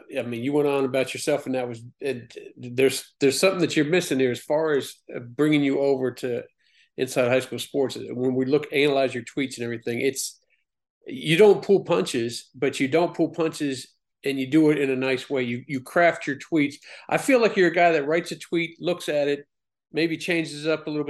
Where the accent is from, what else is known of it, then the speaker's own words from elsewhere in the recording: Alexandria, Virginia, United States; I'm from Alexandria, Virginia, and I went to TC Williams